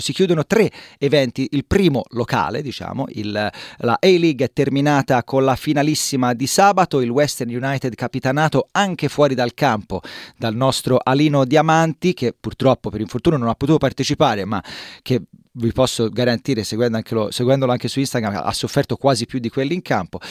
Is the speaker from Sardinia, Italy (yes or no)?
no; Livorno, Tuscany, Italy; io sono di Livorno